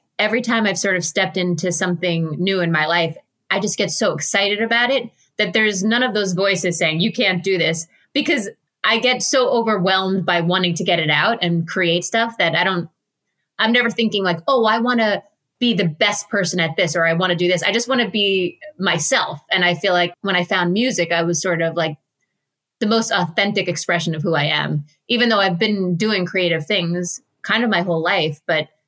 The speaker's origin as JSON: {"language": "English", "town": "Jericho", "region": "New York", "country": "United States", "tie": "born or raised there", "said": "growing up in Jericho"}